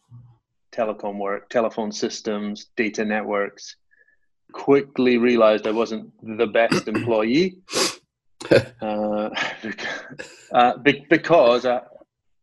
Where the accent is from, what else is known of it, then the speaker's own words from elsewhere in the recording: Highlands of Scotland, United Kingdom; moved away as an adult; now in Norfolk, United Kingdom; I grew up in the Highlands of Scotland, about 500 miles away from where I'm based now.